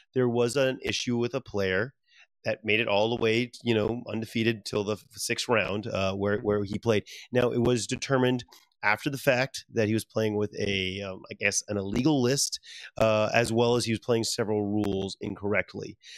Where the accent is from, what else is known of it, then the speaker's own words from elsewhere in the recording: Louisiana, United States; moved away; I'm very proud from Louisiana, my home state